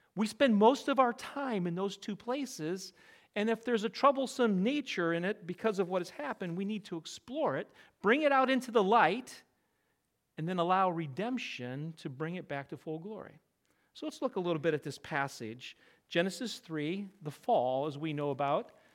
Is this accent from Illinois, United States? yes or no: no; Connecticut, United States; I'm from Connecticut